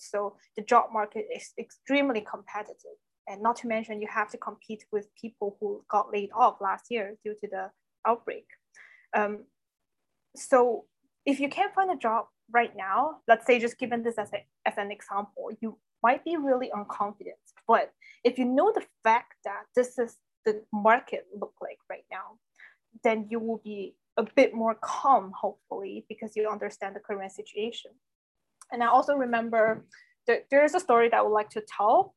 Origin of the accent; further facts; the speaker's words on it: China; first language Chinese; English is a second language; moved away; Everything is in Chinese, was in my, my mother language.